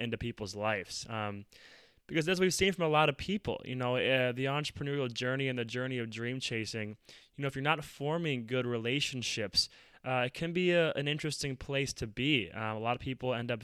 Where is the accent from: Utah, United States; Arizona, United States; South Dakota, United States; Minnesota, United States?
Minnesota, United States; Minneapolis; I'm from Minneapolis, and this is where George Floyd was murdered